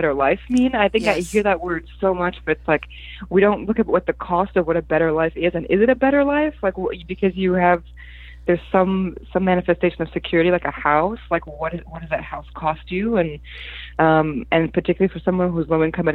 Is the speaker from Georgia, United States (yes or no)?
no; Newark, New Jersey, United States; English is a second language; also born or lived in Poland; I grew up in Newark, in the Newark area, and I was in a very multicultural neighborhood where everyone was from somewhere else